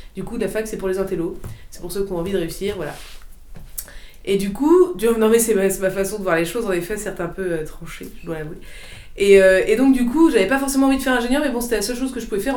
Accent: Saint-Père-en-Retz, Pays de la Loire, France; d'où est-ce que je viens Pornic.

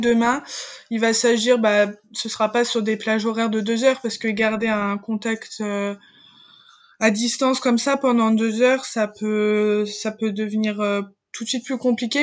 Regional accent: a small town in Morbihan near Lorient, Brittany, France; moved away as an adult; now in Rennes, France; je viens d'un milieu rural, je viens d'une petite campagne, euh, enfin d'une petite ville du Morbihan près de Lorient

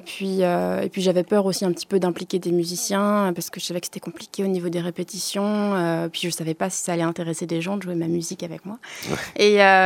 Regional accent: Lorient, Brittany, France; je suis singer-songwriter de Lorient

